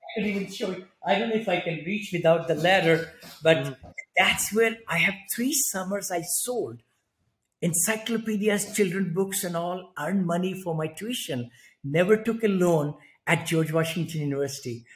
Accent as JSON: {"language": "English", "country": "India", "tie": "born or raised there", "also_born_or_lived": "San Francisco area, United States", "moved": "as an adult", "lives_now": "San Francisco, United States", "said": "I'm from India originally. I grew up there in a very small one bedroom apartment"}